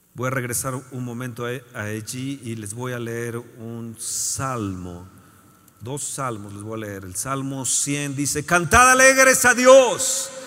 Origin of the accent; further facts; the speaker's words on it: Mexico; soy mexicano